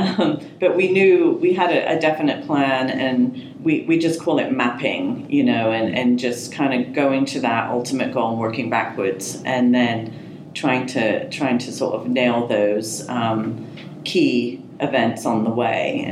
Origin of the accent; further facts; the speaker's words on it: England, United Kingdom; also born or lived in Marin County, California; now in United States; in an Olympics in my home country.